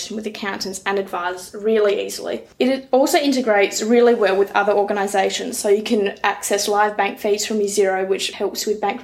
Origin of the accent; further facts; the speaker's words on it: Badgingarra, Western Australia, Australia; also born or lived in Perth; now in Moora, Australia; I'm originally from Badgingarra